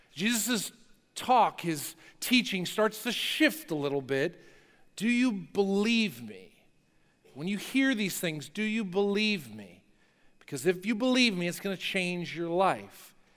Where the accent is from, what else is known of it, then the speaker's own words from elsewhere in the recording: New Jersey, United States; I grew up in North Jersey.